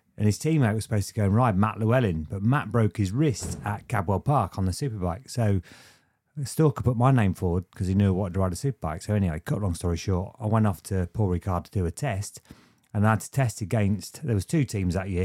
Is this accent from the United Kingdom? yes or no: yes; Lincolnshire, East Midlands, United Kingdom; born or raised there; also born or lived in Luton